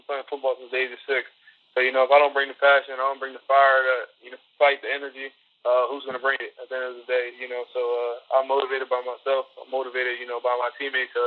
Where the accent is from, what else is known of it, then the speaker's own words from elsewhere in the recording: Millville, New Jersey, United States; I grew up in Millville, New Jersey. Pretty rough area, South Jersey.